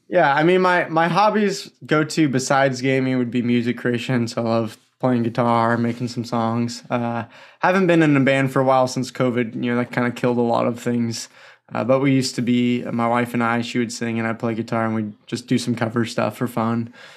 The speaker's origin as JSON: {"language": "English", "area": "the Northwest, near Portland", "region": "Pacific Northwest", "country": "United States", "tie": "born or raised there", "said": "Born and raised in the Northwest"}